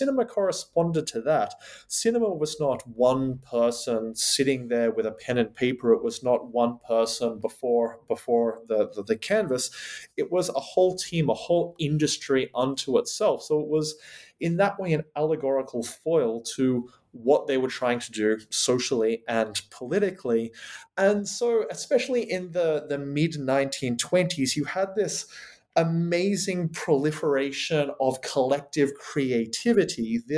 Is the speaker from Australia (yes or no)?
yes; Australia; now in United Kingdom